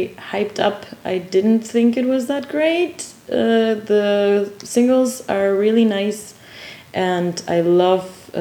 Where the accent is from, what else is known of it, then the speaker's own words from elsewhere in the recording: Quito, Pichincha, Ecuador; now in Dortmund, Germany; while being in my hometown